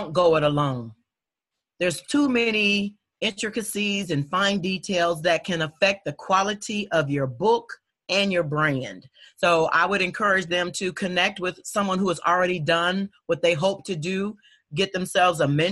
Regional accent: Dayton, Ohio, United States; born or raised there

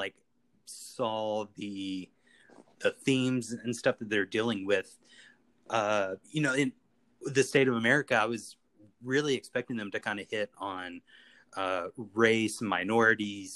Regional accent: Eastern Kentucky, United States; moved away; Peyton and I, we're from the exact same town. We grew up in Eastern Kentucky

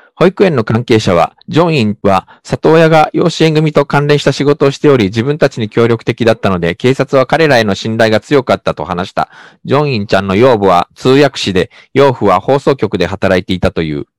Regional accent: Japan; also born or lived in South Korea; 日本生まれ、韓国在住経験あり、今は仕事やプライベートでたまに行き来できていない日本人

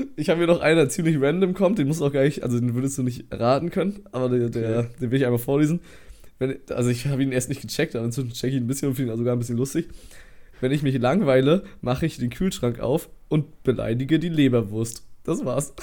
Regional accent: Waren, Mecklenburg-Vorpommern, Germany; wir kommen aus Waren, Müritz

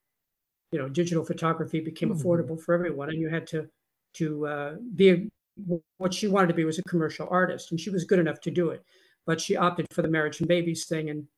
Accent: Southern California, United States; I was born and raised right here in Southern California

